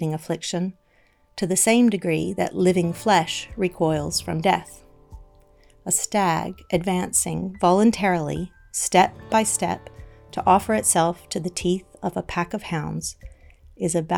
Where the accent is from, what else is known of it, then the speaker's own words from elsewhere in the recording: the American South, United States; I grew up in the American South, where most of the 780 Confederate statues in America can be found.